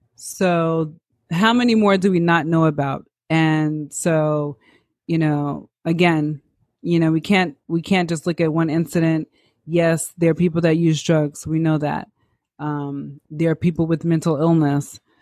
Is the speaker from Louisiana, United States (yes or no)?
no; New York City, New York, United States; I'm a New Yorker